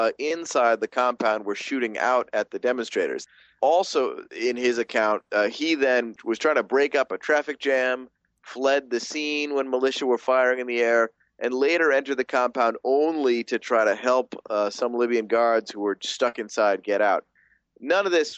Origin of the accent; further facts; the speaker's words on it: Buffalo, New York, United States; moved away; my hometown of Buffalo, New York